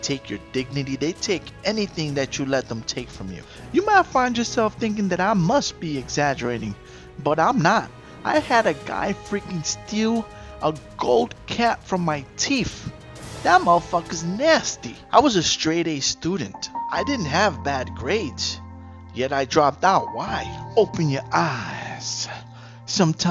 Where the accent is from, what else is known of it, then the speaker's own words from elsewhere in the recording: New York City, New York, United States; I grew up in the Bronx, late 80s, early 90s